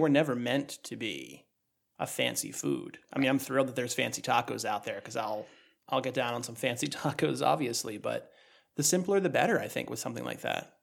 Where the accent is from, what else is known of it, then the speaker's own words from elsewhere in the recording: New England, United States; we're from New England